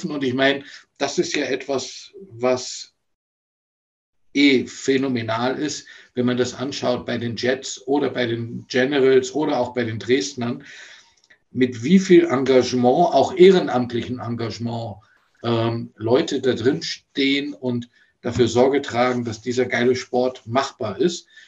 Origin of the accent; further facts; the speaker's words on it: Bonn, North Rhine-Westphalia, Germany; moved away as an adult; ich bin ja aus Bonn damals weg wegen des Studiums und äh, habe dann ab 1988 ja auch noch in Göttingen eine Zeit lang gespielt.